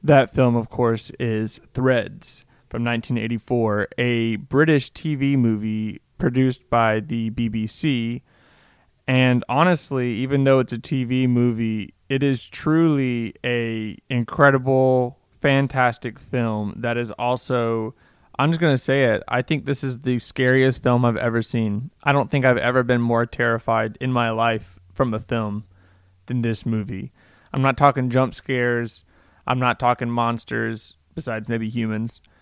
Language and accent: English; United States; I'm an American